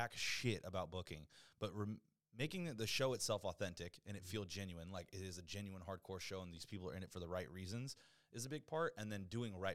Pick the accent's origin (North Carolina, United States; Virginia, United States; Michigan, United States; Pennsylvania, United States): Virginia, United States; Virginia Beach; moved away as an adult; now in San Diego, United States; I'm from Virginia Beach